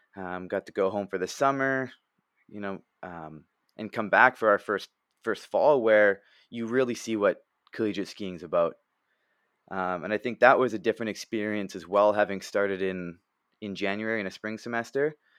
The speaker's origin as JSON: {"language": "English", "country": "Canada", "tie": "born or raised there", "said": "I played hockey growing up in Canada and lacrosse"}